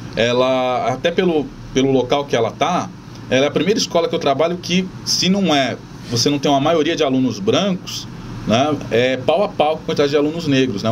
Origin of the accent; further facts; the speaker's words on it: São Vicente, São Paulo, Brazil; eu sou nascido em São Vicente